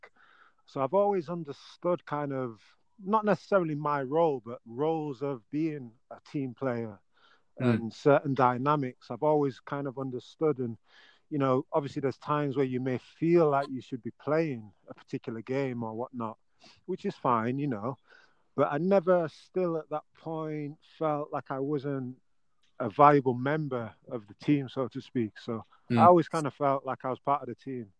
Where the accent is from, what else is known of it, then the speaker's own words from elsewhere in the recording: Yorkshire and the Humber, United Kingdom; being a Yorkshire lad